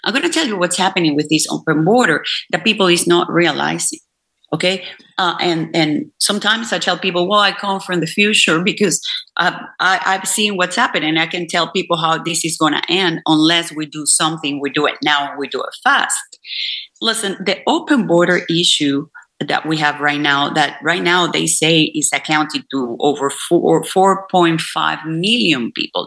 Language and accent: English; Venezuela; now in Houston, United States; I come from Venezuela, which is a country that, you know, based in oil industry, especially Maracaibo, it was all about oil.